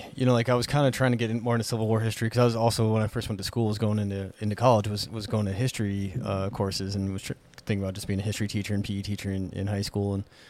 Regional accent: Whitehall, Montana, United States; growing up in Whitehall, you know, like wide open places

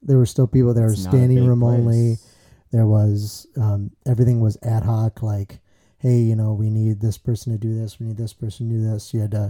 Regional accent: United States; I'm not from Italy, but I am American.

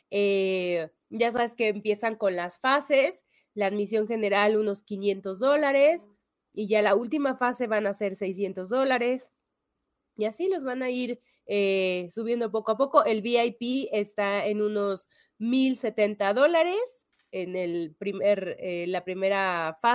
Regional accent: Mexico; Sí, pero también por ahí, como mexicano, te digo, León.

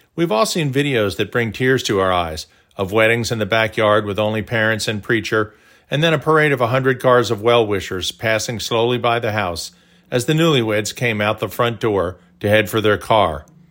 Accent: Tulsa, Oklahoma, United States; growing up in Tulsa

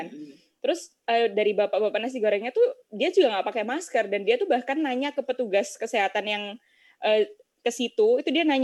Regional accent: Gresik, East Java, Indonesia; terus kemarin di daerah aku di Gresik tuh udah sempet tuh turun yang semula merah jadi zona kuning

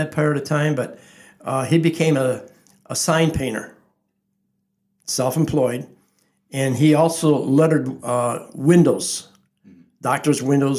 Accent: Lansing, United States; I was raised on Burnham Avenue right behind the First Reformed Church, the first house. Still there.

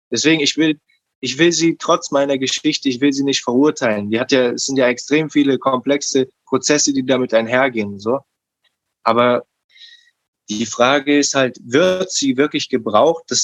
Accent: Berlin, Germany; Also ich bin in Neukölln aufgewachsen und ich hatte ähm, als Umfeld schon ein schwieriges Umfeld.

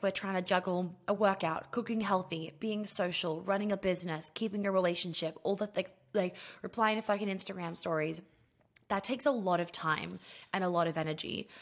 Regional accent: New York City, New York, United States; moved away as an adult; I grew up in New York City

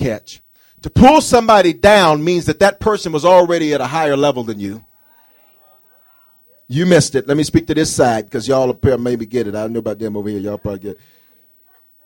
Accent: the South, United States; now in Denver, United States; I come from the South

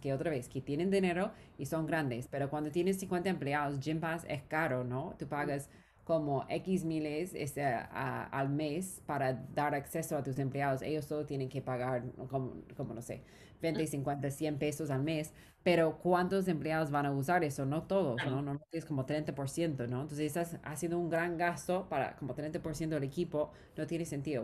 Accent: Orange County, California, United States; Spanish is a second language; moved away as an adult; also born or lived in Los Angeles / Peru; now in Mexico; no soy de América Latina, eh, crecí en California

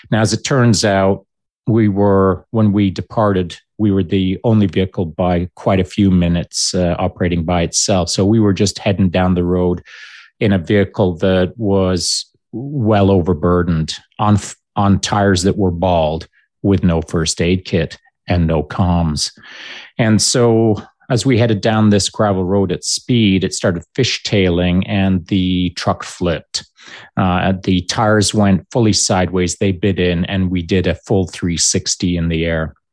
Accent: Grande Cache, Alberta, Canada; I was lucky that when I was growing up in Grande Cache, my dad had um, not insisted, but encouraged me

